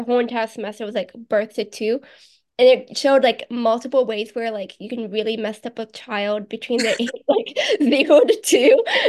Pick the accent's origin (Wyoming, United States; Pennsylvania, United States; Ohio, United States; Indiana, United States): Indiana, United States; Noblesville; first language American Sign Language; English is a second language; now in Rochester, New York, United States; I went back home, Indiana, for Christmas.